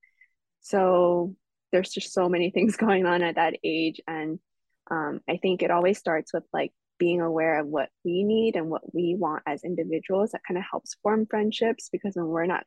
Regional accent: Los Angeles, California, United States; I was born and raised in California

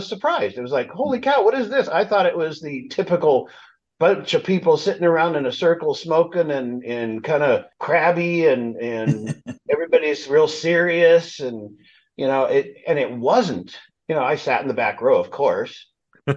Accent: Los Angeles, California, United States; now in Palm Springs, United States; We grew up in suburbia

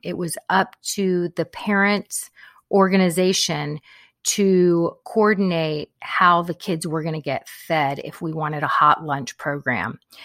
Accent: Corpus Christi, Texas, United States; I grew up in Corpus Christi, so big Hispanic population there

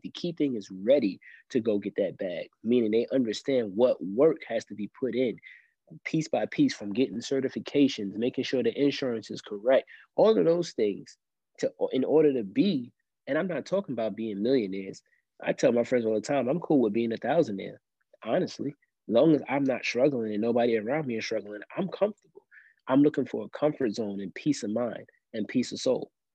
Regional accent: New York City, New York, United States; now in Columbia, United States; I grew up in Brooklyn, New York, mostly, right? Actually, you know, a good percent of my life, right, until I moved down south.

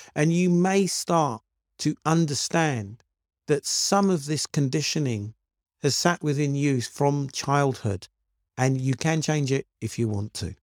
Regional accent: United Kingdom; I'm black British

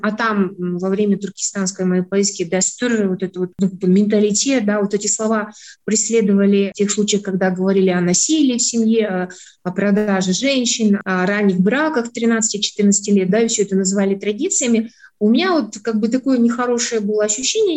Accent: Kazakhstan; мы через это себя чувствуем, понимаем, как казахи

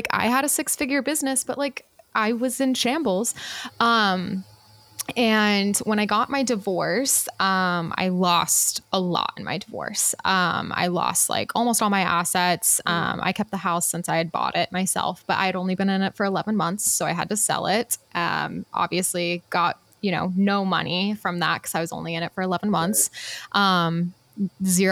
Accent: Utah, United States; I was raised Mormon in Utah

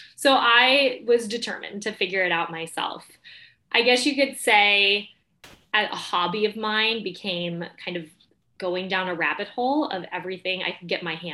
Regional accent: Mesa, Arizona, United States; moved away; also born or lived in New York City; I grew up in Mesa, Arizona

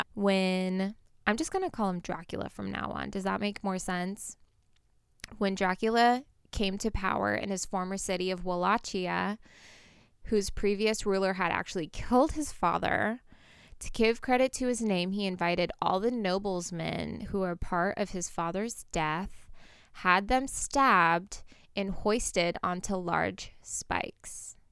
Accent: Portland, United States; moved away; My hometown is Portland

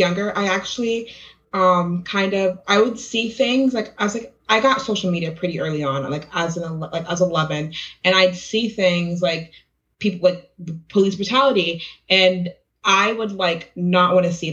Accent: Key West, Florida, United States; I come from Key West, a smaller town where it's pretty safe

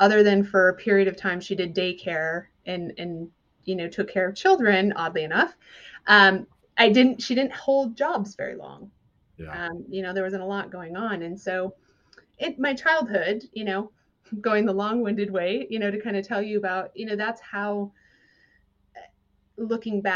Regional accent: southern Minnesota, United States; moved away as an adult; also born or lived in Los Angeles area, California; now in California, United States; I grew up in southern Minnesota

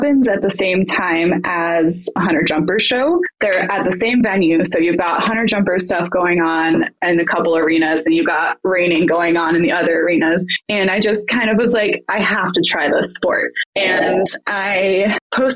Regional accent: Colorado, United States; I grew up in Colorado

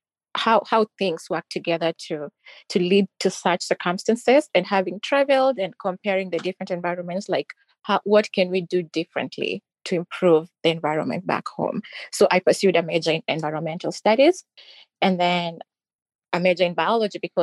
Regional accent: Kenya; moved away as an adult; also born or lived in Roanoke, Virginia, United States; now in United States; English is predominantly like the official language in Kenya. And I was confident and I knew I could speak English.

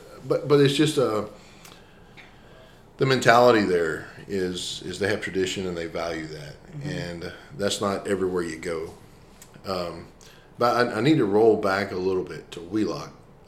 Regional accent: Deweyville, Texas, United States; where I grew up in Deweyville

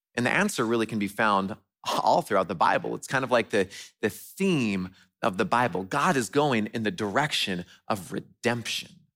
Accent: West Coast, United States; moved away; I grew up on the West Coast

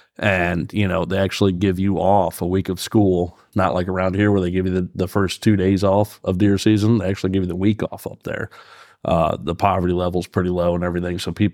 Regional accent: Fairfield, Pennsylvania, United States; I own Cold Springs Custom Calls. I'm from Fairfield, Pennsylvania.

